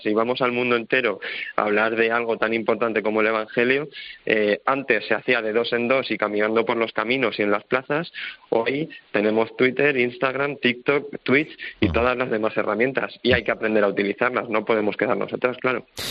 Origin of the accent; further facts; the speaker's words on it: Leganés, Community of Madrid, Spain; yo soy de Madrid y que también he vivido la Iglesia en Madrid eh, desde bien pequeño, eh, en Getafe también, porque yo soy de Leganés